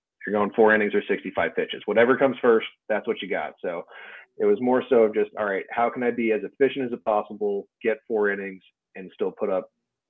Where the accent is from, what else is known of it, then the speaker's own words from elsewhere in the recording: South Bend, Indiana, United States; if we're going like true setup and we take out like my hometown pride of it, South Bend, Indiana won.